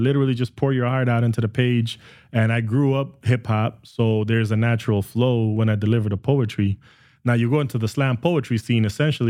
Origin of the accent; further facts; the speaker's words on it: Canada; I think as Canadian artists, we get pigeonholed up here, and we're just kind of competing and stumbling all over each other.